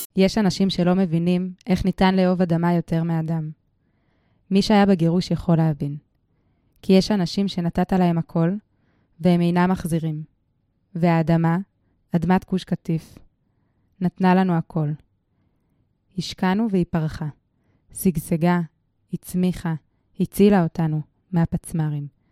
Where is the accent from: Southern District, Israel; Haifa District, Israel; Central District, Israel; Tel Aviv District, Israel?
Tel Aviv District, Israel; Tel Aviv; אני גדלתי בכלל בתל אביב